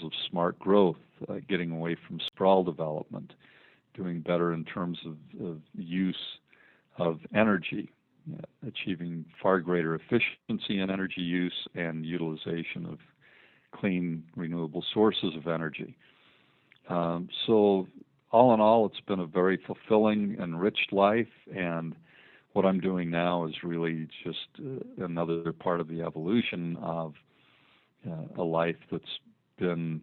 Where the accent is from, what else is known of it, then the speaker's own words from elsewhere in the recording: Logan, Utah, United States; also born or lived in Ogden, Utah / Salt Lake City, Utah / Washington, D.C.; I was born in Logan, Utah, lived almost my entire life in northern Utah, Logan, Ogden, and Salt Lake City